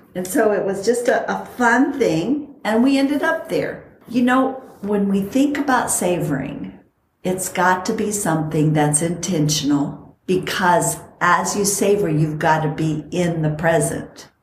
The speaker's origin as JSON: {"language": "English", "country": "Costa Rica", "tie": "born or raised there", "also_born_or_lived": "San Bernardino Mountains, California", "moved": "yes", "said": "I grew up in Costa Rica where it is the best weather"}